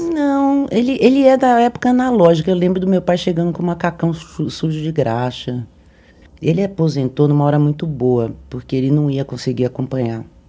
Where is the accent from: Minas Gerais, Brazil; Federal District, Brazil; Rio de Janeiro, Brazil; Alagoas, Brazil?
Minas Gerais, Brazil; Sou muito mineira